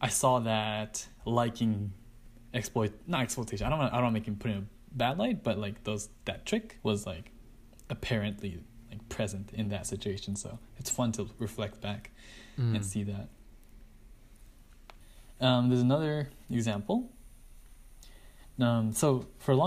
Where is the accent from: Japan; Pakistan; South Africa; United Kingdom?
Japan; I'm from Japan.